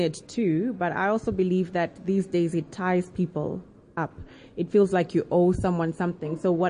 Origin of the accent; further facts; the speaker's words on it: Zambia; now in South Africa; I'm actually a foreigner. I'm Chewa. I'm from Zambia.